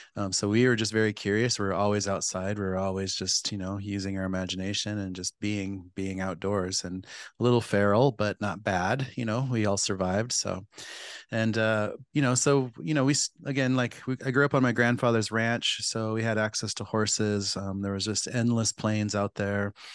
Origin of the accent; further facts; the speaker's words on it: Pine Ridge Reservation, South Dakota, United States; I grew up on Pine Ridge Reservation in South Dakota.